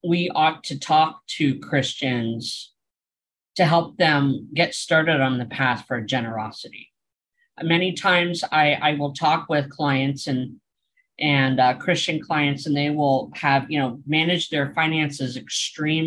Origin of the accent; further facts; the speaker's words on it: Pennsylvania, United States; my home state of Pennsylvania